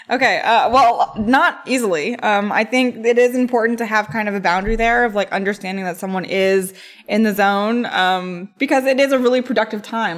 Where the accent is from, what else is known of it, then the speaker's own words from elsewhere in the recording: East Coast, United States; moved away; I come from the East Coast